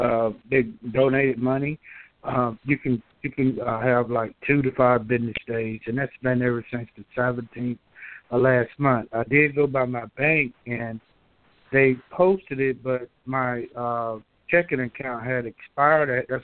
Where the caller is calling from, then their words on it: Georgia, United States; I'm calling from Georgia.